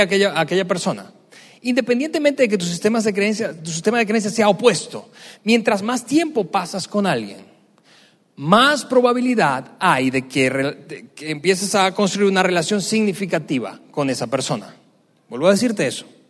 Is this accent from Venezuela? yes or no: yes; Venezuela; moved away; mi país de origen, Venezuela. En el tiempo que yo crecí, más del 95% de las personas eran católicas